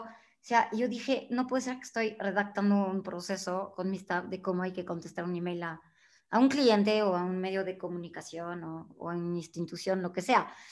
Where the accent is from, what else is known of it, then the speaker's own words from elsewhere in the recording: France; Spanish is a second language; moved away as an adult; now in Mexico; yo siendo francesa, mexicana de adopción desde hace 20 años